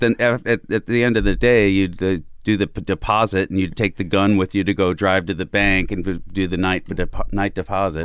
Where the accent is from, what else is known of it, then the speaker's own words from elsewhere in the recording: Southern Illinois, United States; moved away; also born or lived in Chicago; Southern Illinois, uh, closer to Saint Louis than Chicago, just across the Mississippi